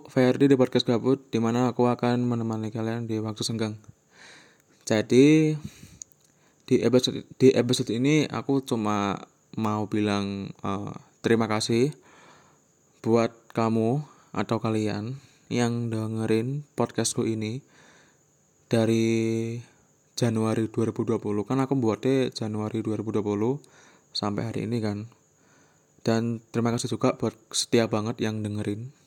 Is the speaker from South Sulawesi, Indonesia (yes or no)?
no; Magetan, East Java, Indonesia; first language Javanese; Indonesian is a second language; Magetan Magetan Jawa Timur jadi ya bahasa tiap hari itu ya bahasa Jawa gitu mohon maaf ya kalau misalkan aksenku cara ngomongku tuh kayak kurang baik